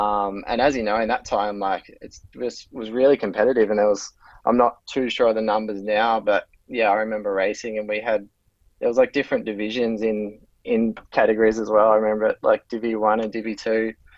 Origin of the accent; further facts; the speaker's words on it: Leongatha, Victoria, Australia; I grew up in a place called Leongatha, and initially on a 365-acre dairy farm